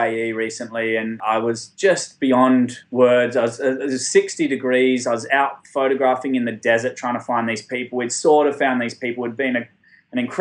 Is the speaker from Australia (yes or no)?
yes; Australia; I'm from Australia.